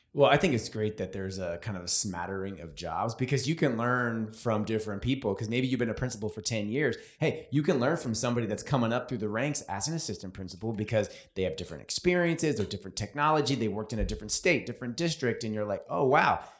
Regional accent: California, United States; I'm from California.

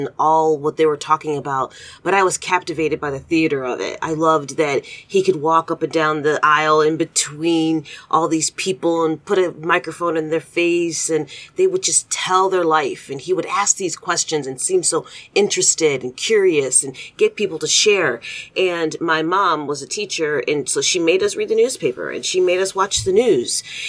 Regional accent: Detroit, Michigan, United States; moved away as an adult; now in Cincinnati, United States; I grew up in Detroit. I moved to Cincinnati in 1996.

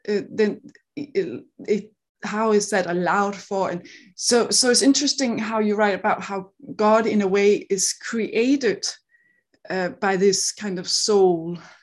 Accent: Denmark; accent: Danish; English is a second language; now in Seattle, United States; I grew up in Denmark, so I live in Seattle, but, you know, I'm, I'm Danish

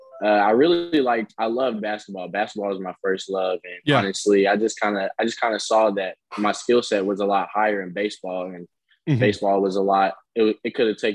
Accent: Louisville, Kentucky, United States; I'm from Louisville, Kentucky

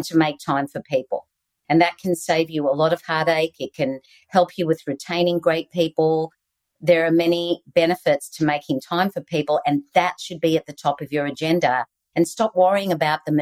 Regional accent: Australia; accent: Aussie; moved away; I still have my Aussie accent

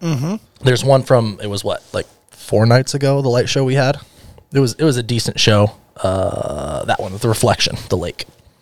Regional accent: United States; moved away as an adult; also born or lived in Arizona / Utah; now in Alaska, United States; I've been in Alaska for 4.5 years. And I found that spot on a whim. Like, I'm one of those guys that I grew up in Arizona and Utah. So dirt roads, that's what we did.

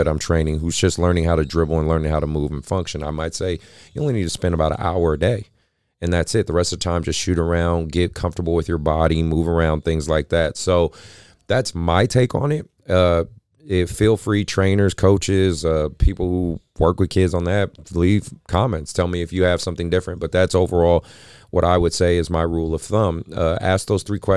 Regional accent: San Francisco Bay Area, California, United States; my hometown

